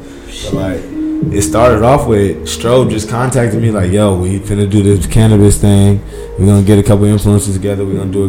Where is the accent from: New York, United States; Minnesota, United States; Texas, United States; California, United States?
California, United States; Fairfield; moved away as an adult; also born or lived in Oakland, California / San Francisco, California; I'm from the Bay Area. I grew up in Fairfield, California. Born in Oakland, California. I lived in San Francisco after I graduated high school. Went to San Francisco City College for 2 years.